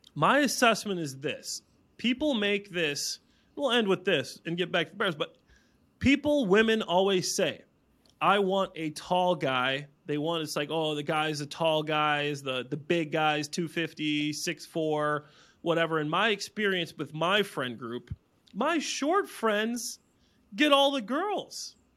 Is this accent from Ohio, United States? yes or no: no; Dwight, Illinois, United States; I'm from Dwight, Illinois.